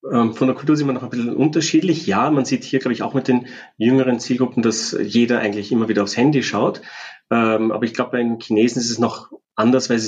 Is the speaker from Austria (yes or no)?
yes; Austria; wir als Österreicher